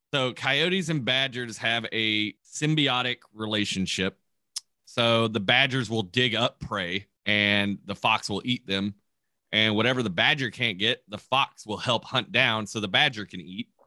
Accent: Kentucky, United States; moved away; where I grew up in Kentucky

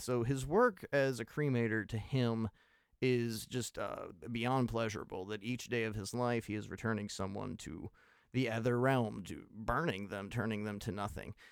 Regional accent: United States; I'm an American

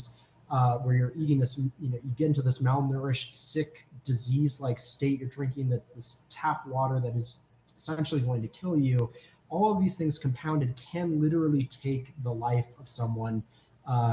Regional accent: United States; an American national

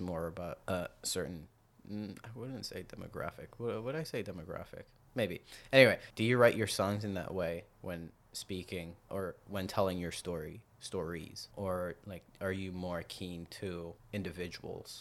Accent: South Africa; moved away; I'm from South Africa. I grew up in South Africa

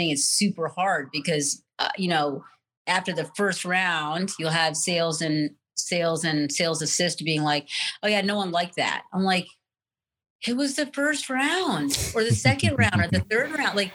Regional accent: India; I mean, I'm Indian.

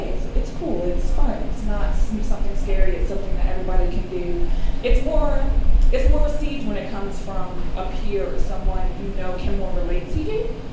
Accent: Baltimore, Maryland, United States; I'm from Baltimore

